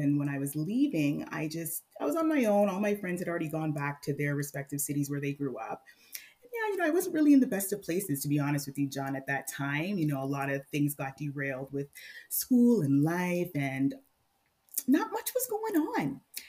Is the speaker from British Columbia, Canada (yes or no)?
no; Mississauga, Ontario, Canada; now in Barrie, Canada; I grew up in Mississauga